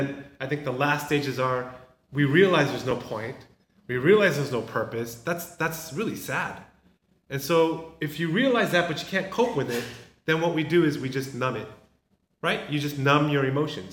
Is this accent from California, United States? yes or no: yes; Southern California, United States; moved away as an adult; I never had kids growing up in Southern California